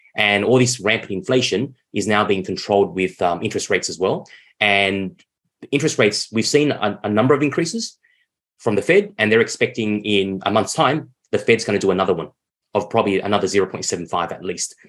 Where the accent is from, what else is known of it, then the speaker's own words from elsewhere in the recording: Vietnam; my home country, Vietnam